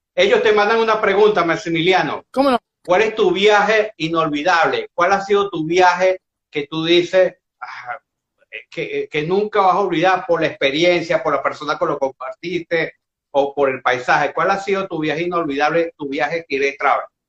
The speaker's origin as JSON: {"language": "Spanish", "country": "Venezuela", "said": "Yo soy como buen venezolano"}